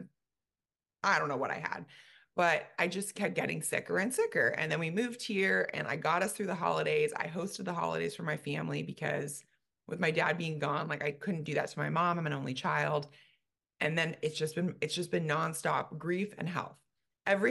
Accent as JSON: {"language": "English", "region": "California", "country": "United States", "tie": "born or raised there", "moved": "as an adult", "lives_now": "Dallas, United States", "said": "we moved from California. We've been in California for every minute of my life"}